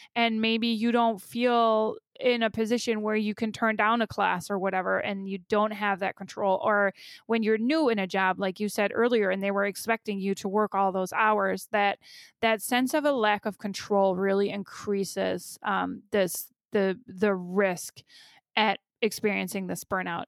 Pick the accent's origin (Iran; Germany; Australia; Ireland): Germany; now in United States; I grew up in Germany, but I've never been a parent there